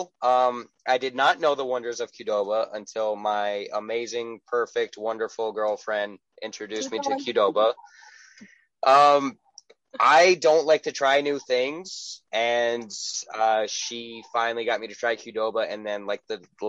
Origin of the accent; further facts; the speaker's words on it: East Coast, United States; moved away; also born or lived in Midwest; I grew up in the East Coast, moved to the Midwest